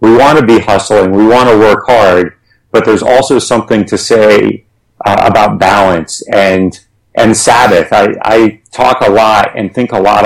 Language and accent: English; United States; we as Americans, and we especially as American entrepreneurs and leaders